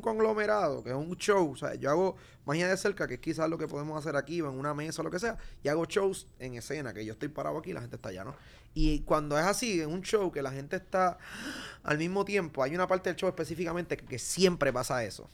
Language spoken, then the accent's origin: Spanish; Puerto Rico; Desde que yo salí de Puerto Rico